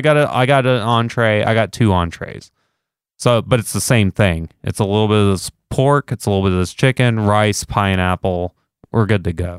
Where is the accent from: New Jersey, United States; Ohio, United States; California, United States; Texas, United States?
Texas, United States; I'm Texan, so that's what we do in Texas